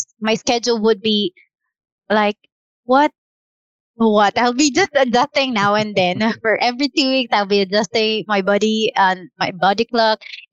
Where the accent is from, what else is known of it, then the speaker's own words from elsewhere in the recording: Quezon City, Metro Manila, Philippines; I'm from Cubao, and I'll be working or going to our headquarters in Taguig